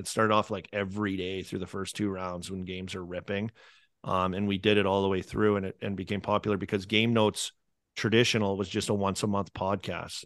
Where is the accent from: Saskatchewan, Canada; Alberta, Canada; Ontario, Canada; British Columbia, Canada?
Saskatchewan, Canada; Saskatoon; now in United States; growing up in Saskatoon